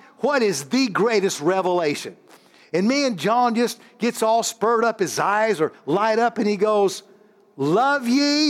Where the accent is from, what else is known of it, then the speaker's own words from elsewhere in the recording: Illinois, United States; This is Pastor …. This is all the church here. We're from Illinois.